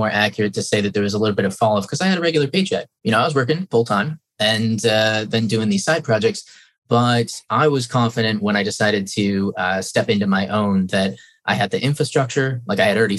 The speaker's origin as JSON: {"language": "English", "town": "Traverse City", "region": "Michigan", "country": "United States", "tie": "born or raised there", "said": "my hometown, Traverse City"}